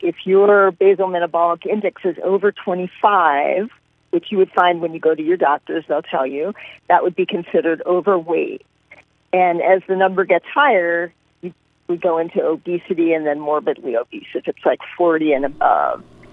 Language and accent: English; Philadelphia, Pennsylvania, United States; moved away as an adult; also born or lived in Des Moines, Iowa / Paterson, New Jersey / Texas / Kansas; I grew up in Philadelphia